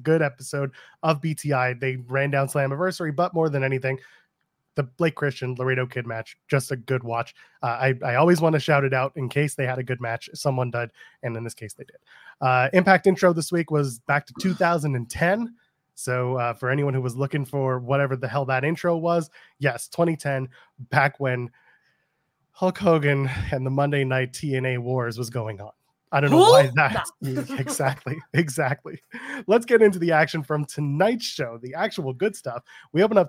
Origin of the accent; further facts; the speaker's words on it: Canada; I'm a Canadian